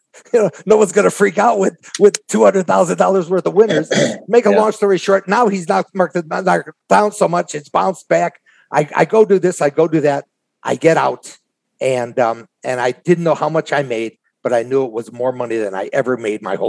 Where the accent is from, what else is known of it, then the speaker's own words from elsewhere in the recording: Chicago, Illinois, United States; I'm from Chicago